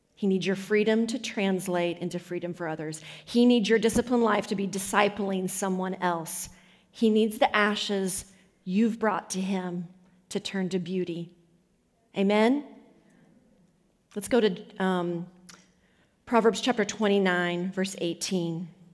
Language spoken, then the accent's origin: English; United States; I come in as American